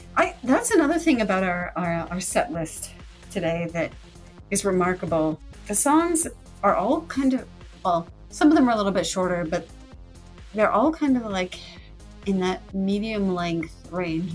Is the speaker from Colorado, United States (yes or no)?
yes; Colorado, United States; where I grew up in Colorado